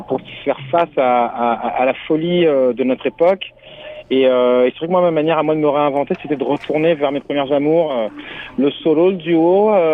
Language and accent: French; France; first language French; also born or lived in Senegal; je suis né au Sénégal, mais j'ai jamais vécu. Je suis arrivé en France à l'âge de à l'âge de deux ans